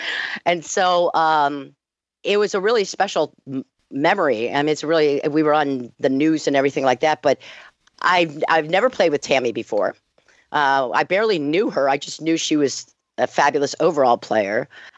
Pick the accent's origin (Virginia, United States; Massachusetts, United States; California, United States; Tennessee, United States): Virginia, United States; Arlington; moved away; because I'm from Arlington, Virginia originally